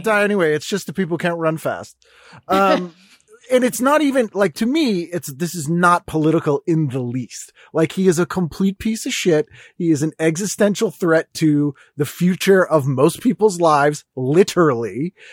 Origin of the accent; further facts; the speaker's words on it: Boston, Massachusetts, United States; I'm from Boston